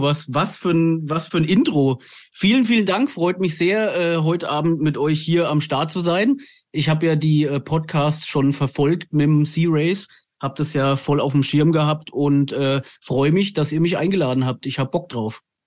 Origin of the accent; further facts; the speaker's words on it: Lower Franconia, near the Hesse border, Bavaria, Germany; also born or lived in Frankfurt; wir sind Unterfranken, aber ich war sehr, sehr lange in Hessen auf der Schule und ich habe an der Grenze zu Hessen gewohnt und von daher bin ich eigentlich halber Hesse, halber Bayer